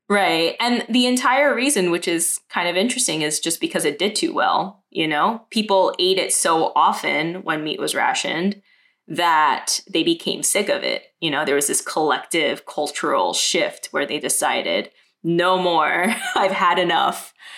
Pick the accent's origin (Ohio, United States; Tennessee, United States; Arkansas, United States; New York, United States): New York, United States; New York City; also born or lived in Manhattan; I was born and raised in Brooklyn, and my parents moved to America in the 70s.